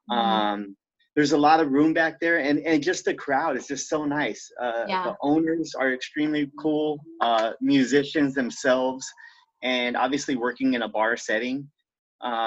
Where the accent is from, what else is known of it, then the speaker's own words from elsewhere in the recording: Santa Monica, California, United States; moved away as an adult; also born or lived in San Pedro, Los Angeles; I was originally born and raised in Santa Monica